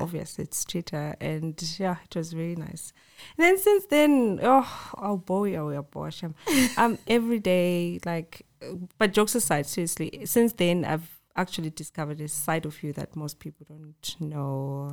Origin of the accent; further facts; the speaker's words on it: Bulawayo, Zimbabwe; also born or lived in Cape Town, South Africa / Johannesburg, South Africa; now in East Rand, South Africa; I'm from Bulawayo. Yes, rapping skies, born and bred there, moved to SA